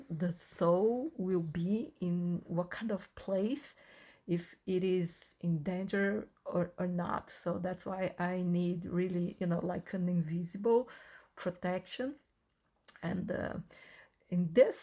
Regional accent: Brazil; first language Portuguese; English is a second language; I am half Brazilian, half Chinese, and I was born and raised in Brazil. So Portuguese is my first language.

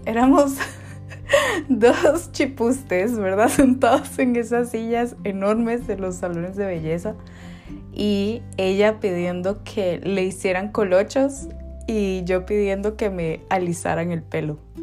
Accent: Guatemala City, Guatemala Department, Guatemala; vivíamos muy cerca, eh, en la misma colonia, en zona 2, en Ciudad de Guatemala

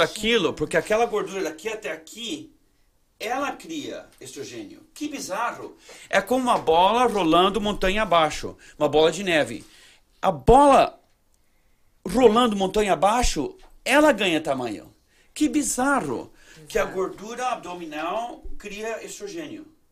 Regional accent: Brazil; now in United States; eu, com vim do Brasil, para uma família mormon

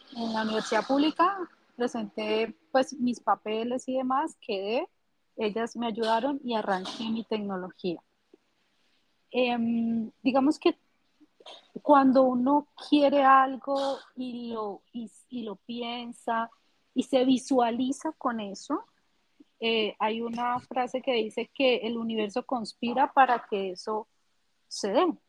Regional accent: Pradera, Valle del Cauca, Colombia; now in Cali, Colombia; soy colombiana. Actualmente estoy radicada en la ciudad de Cali, que es la tercera ciudad más importante de Colombia. Eh, nací en Pradera Valle

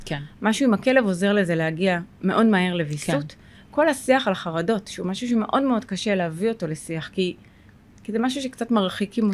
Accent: Sderot, Southern District, Israel; אני גרה בשדרות, נולדתי בשדרות

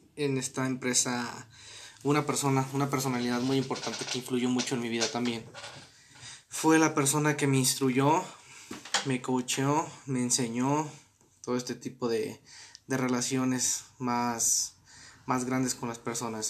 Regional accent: Arandas, Jalisco, Mexico; soy de Arandas, Jalisco

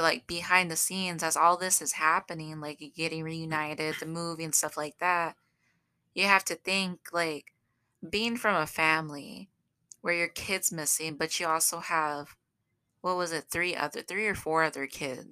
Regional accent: Southern, United States; accent: southern; I use my southern accent

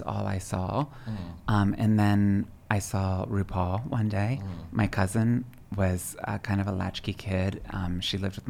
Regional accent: Pennsylvania, United States; moved away; also born or lived in Dallas, Texas / New York; I grew up in a tiny little village in southern central Pennsylvania.

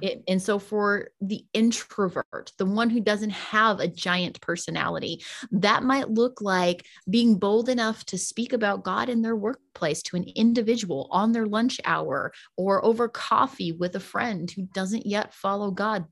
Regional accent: the South, United States; now in Las Vegas, United States; I was raised in the South, I was raised in the Bible Belt

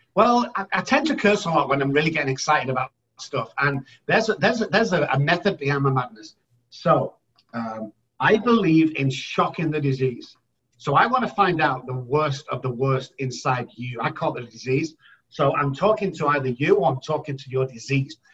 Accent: Manchester, North West England, United Kingdom; moved away as an adult; now in San Antonio, United States; I'm originally from Manchester, United Kingdom, residing in San Antonio, Texas for the last 13

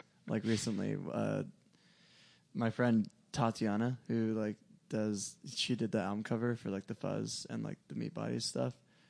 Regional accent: Monrovia, California, United States; also born or lived in Whittier, California; I did not grow up in Whittier. I grew up in Monrovia.

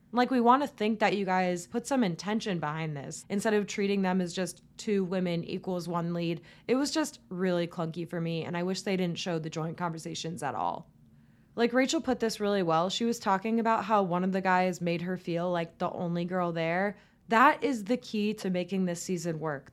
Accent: Tampa, Florida, United States; our second Tampa boy, my hometown

